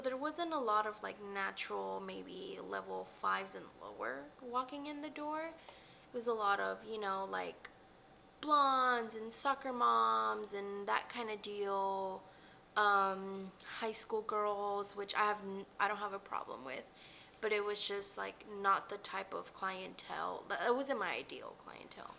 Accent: Dallas, Texas, United States; I was raised in the Oak Cliff area, so yeah, it's just home.

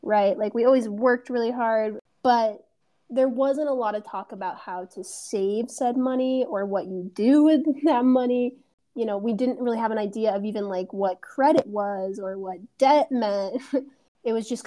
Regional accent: United States; we are both American women. We're both American white women

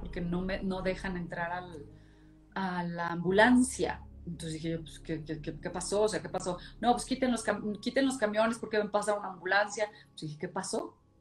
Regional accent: Monclova, Coahuila, Mexico; yo soy de Moncloa, Coahuila, y entonces todos vivía, mi abuela, nosotros, mi tía y mi tío

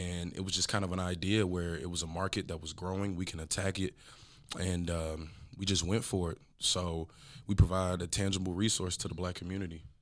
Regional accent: Grand Prairie, Texas, United States; also born or lived in Dallas area, Texas; I'm from Grand Prairie, Texas. Um, so, and I currently still live in the Dallas area

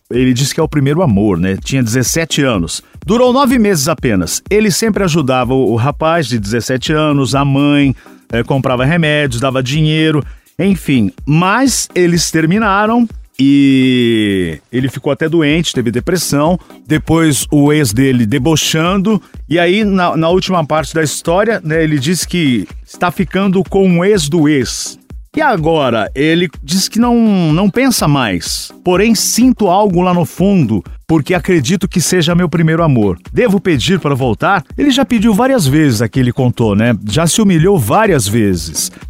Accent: Belo Horizonte, Minas Gerais, Brazil

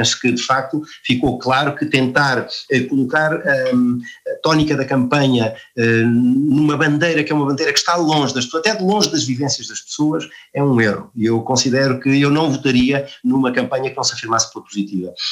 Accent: Portugal; eu sou português

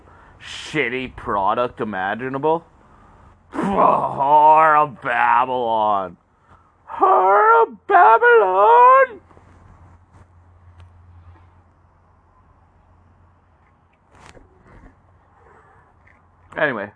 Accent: Canada; as a Canadian

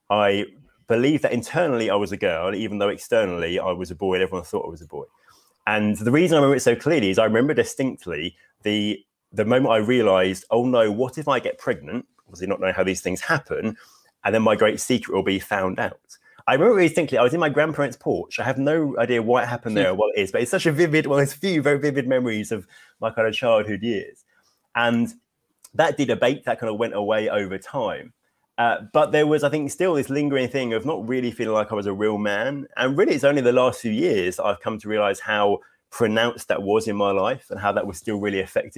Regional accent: Hastings, South East England, United Kingdom; now in Bexhill, United Kingdom; I grew up in Hastings, which is near, I live in Bexhill now

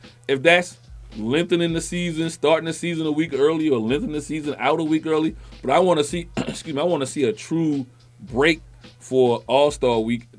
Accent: East Coast, United States; moved away; I'm from the East Coast. I live out here.

